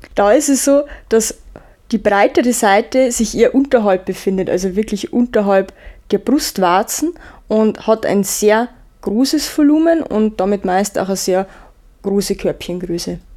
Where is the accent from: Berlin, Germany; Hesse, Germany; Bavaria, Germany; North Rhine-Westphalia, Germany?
Bavaria, Germany; bei uns in Bayern